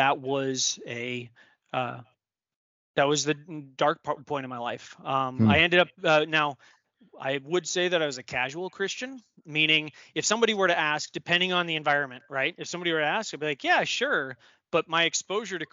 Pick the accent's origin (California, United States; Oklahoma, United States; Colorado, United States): Colorado, United States; Denver; moved away; also born or lived in Maryland / upstate New York; I was born and raised in Denver, Colorado